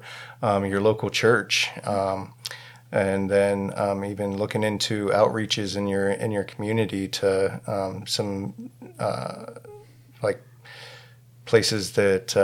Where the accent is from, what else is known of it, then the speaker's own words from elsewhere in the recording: Williamsport, Pennsylvania, United States; moved away; We're originally from central Pennsylvania, around like the Williamsport area